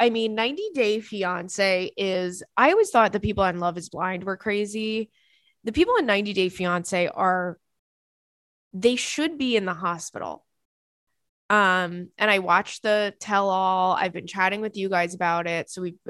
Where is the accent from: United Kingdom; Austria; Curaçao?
United Kingdom; England; I'm your host. I'm from England